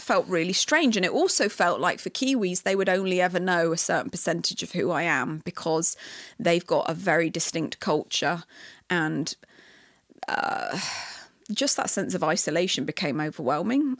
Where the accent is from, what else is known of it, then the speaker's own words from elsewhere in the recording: England, United Kingdom; moved away as an adult; now in Canada; I love aspects of being British that I love